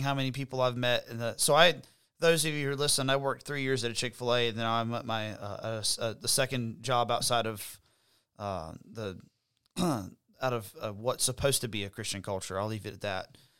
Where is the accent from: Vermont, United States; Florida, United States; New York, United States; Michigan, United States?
Florida, United States; Florida Panhandle, United States; also born or lived in Alabama; now in South Carolina, United States; I grew up in the Panhandle of Florida, which is very conservative